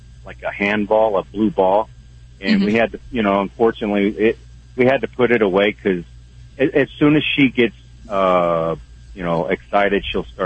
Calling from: Wyoming, United States; Well, I'm truck driving here in Wyoming.

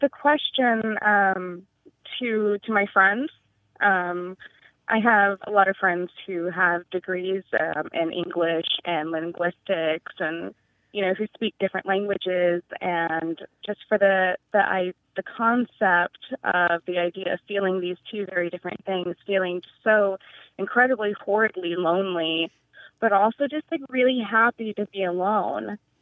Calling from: Ithaca, New York, United States; I'm calling from Ithaca, New York.

